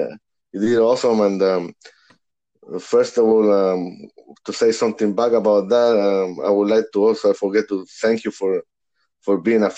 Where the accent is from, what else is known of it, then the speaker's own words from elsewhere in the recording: Santiago, Santiago Metropolitan Region, Chile; English is a second language; moved away; because starting in back home, I'm born and raised in Santiago, Chile, South America.